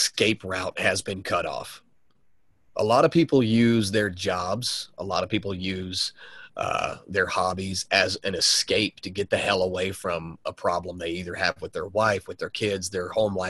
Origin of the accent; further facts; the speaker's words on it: the South, United States; growing up in the South